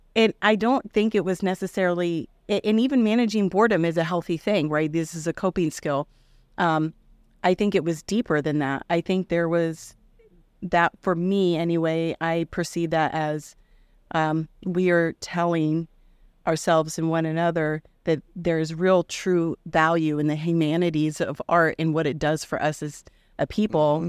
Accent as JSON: {"language": "English", "town": "Indianola", "region": "Iowa", "country": "United States", "tie": "born or raised there", "said": "I grew up in Indianola, Iowa"}